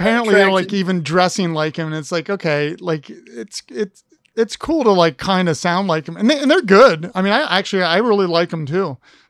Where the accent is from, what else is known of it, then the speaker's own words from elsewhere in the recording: Columbus, Ohio, United States; moved away; And I was like, yeah, I'm from Columbus.